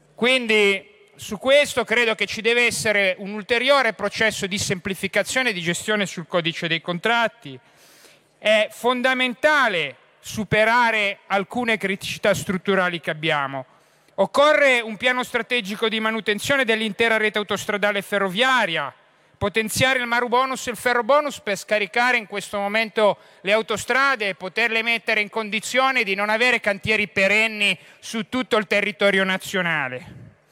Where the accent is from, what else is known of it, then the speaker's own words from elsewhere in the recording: Genoa, Liguria, Italy; da genovese